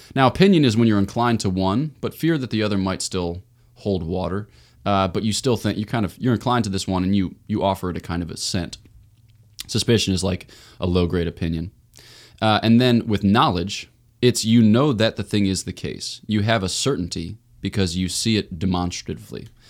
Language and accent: English; Newtown, Pennsylvania, United States; I was born in Newtown, Pennsylvania, outside of Philly